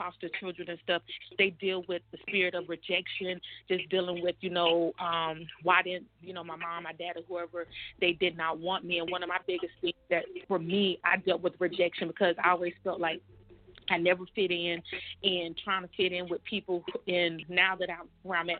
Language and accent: English; Panama City, Florida, United States; also born or lived in Tallahassee, Florida; now in Fort Polk, Louisiana, United States; I was actually born in Tallahassee, but I was raised up in Panama City